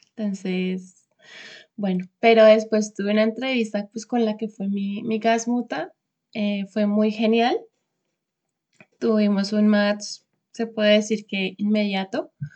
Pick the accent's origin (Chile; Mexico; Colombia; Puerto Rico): Colombia; Bogotá; moved away as an adult; now in Stuttgart, Germany; soy de Bogotá, Colombia. Actualmente vivo en Stuttgart